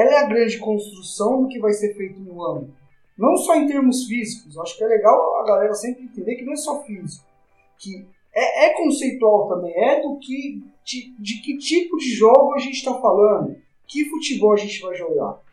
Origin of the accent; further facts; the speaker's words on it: São Paulo, Brazil; o Paulista aqui em São Paulo, a gente é de São Paulo